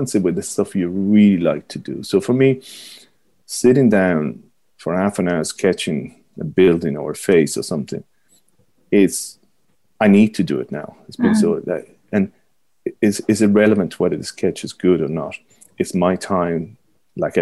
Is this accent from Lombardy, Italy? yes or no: no; Rome, Lazio, Italy; accent: Italian; moved away as an adult; now in Ireland; I grew up in Rome where everybody knew everything about Rome